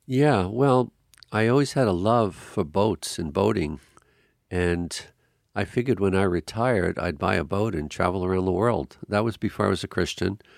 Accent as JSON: {"language": "English", "area": "Long Island", "region": "New York", "country": "United States", "tie": "born or raised there", "said": "I was raised on Long Island, New York, which is a beautiful island"}